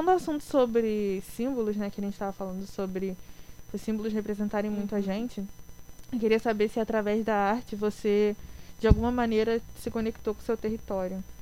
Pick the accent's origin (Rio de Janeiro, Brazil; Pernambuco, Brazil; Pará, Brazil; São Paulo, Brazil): Rio de Janeiro, Brazil; Baixada Fluminense; eu moro aqui, eu sou da Baixada, porque eu, antigamente, eu não gostava de morar na Baixada.